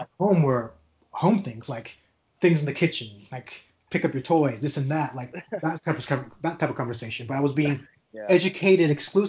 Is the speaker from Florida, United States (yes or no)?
yes; Central Florida, United States; The difference between where I grew up in Central Florida and Miami is that by the time that I was growing up, Miami was already that concept